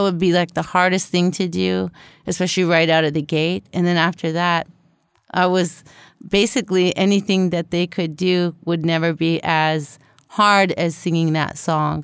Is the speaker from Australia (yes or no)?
no; Canada; also born or lived in Winnipeg; the only Canuck in the family